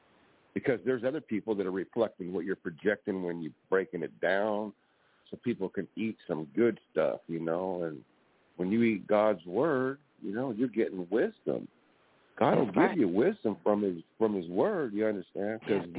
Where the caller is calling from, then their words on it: California, United States; I'm calling from California.